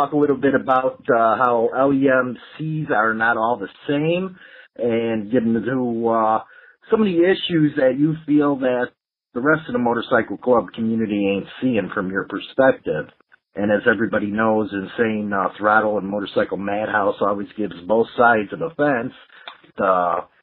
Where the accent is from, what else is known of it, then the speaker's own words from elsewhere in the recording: Chicago, Illinois, United States; my hometown of Chicago